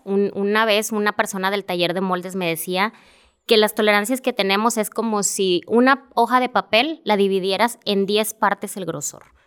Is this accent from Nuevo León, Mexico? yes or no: yes; Monterrey, Nuevo León, Mexico; yo soy originaria de Monterrey